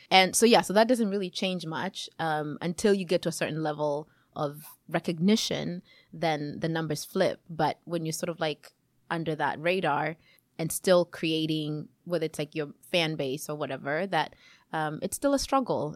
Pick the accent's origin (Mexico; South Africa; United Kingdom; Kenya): Kenya; moved away as an adult; also born or lived in Chicago, United States / Seattle, United States; now in Yakima, United States; I was born in Kenya, um, and I moved to the U S about almost twenty-two years ago